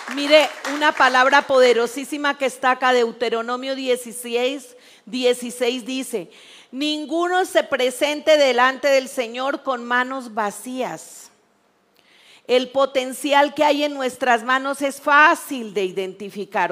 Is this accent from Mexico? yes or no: yes; Mexico; Algo que tenemos que aprender como país mexicano